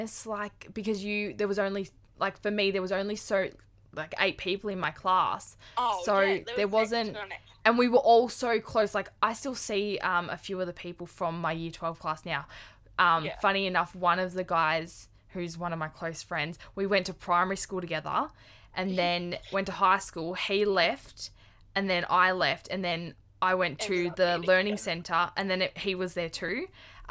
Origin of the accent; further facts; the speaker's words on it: Clyde North, Victoria, Australia; I'm from Clyde North, and I left school when I was... finished year 10